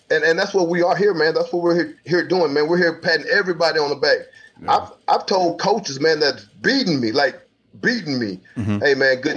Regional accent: Houston, Texas, United States; now in Wichita Falls, United States; I'm originally from Houston, Texas

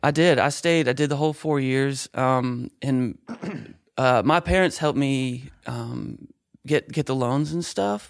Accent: Kalamazoo, Michigan, United States; moved away as an adult; now in Nashville, United States; I was in Kalamazoo, Michigan is where I grew up

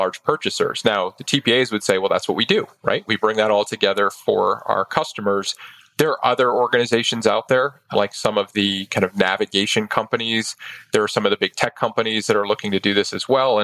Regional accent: Maine, United States; my home state. Grew up in Maine

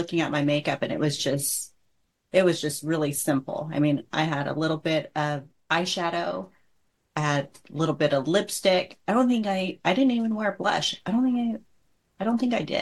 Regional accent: Southern California, United States; Growing up down in SoCal

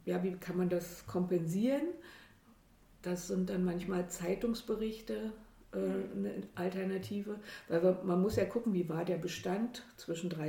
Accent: Berlin, Germany; Ich komme aus Berlin.

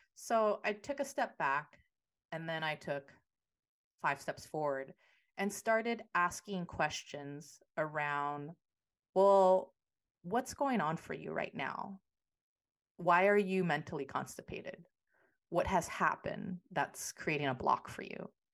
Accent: San Francisco, California, United States; I am a San Francisco native, uh, born and raised in the Yay area

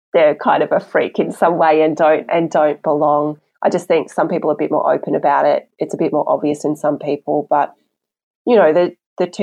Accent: Australia; I'm Chinese Australian. So especially in primary school, you know, I really felt culturally like I didn't fit in anywhere

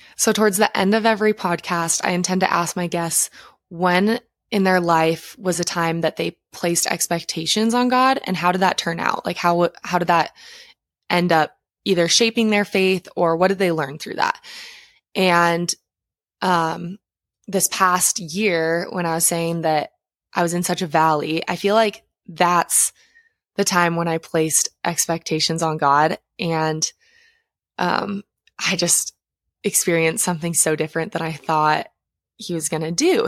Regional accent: Montana, United States; I grew up in Montana

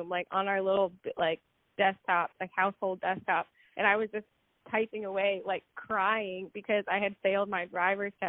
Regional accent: Manassas, Virginia, United States; also born or lived in Charlottesville, Virginia; I'm from Manassas, which is like a pretty small town.

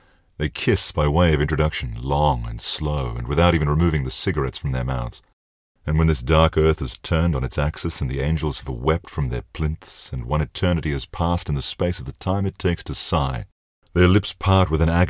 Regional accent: Australia; accent: Australian; my Australian accent

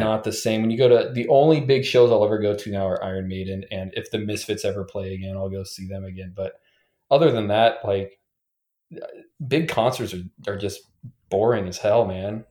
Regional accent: western Nebraska, United States; moved away; also born or lived in Pacific Northwest; I grew up in Nebraska, um, on the western part of Nebraska

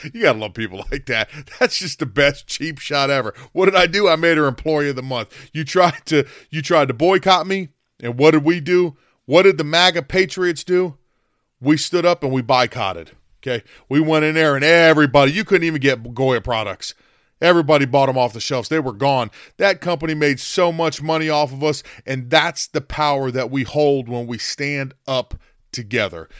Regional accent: United States; We're Americans

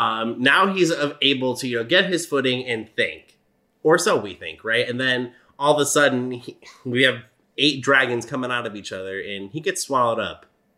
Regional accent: United States; Sorry, we're American.

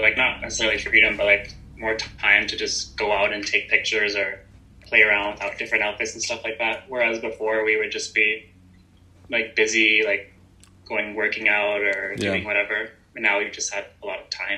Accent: Calgary, Alberta, Canada; I was born and raised in Calgary

